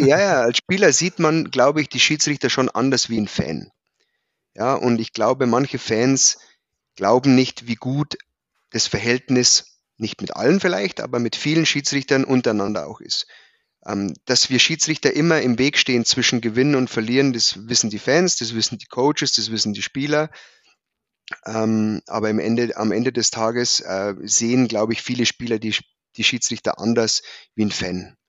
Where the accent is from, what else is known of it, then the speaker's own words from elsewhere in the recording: Prien am Chiemsee, Bavaria, Germany; moved away as an adult; also born or lived in Hannover; Ich bin gebürtig in Prien am Chiemsee, also im schönen Oberbayern.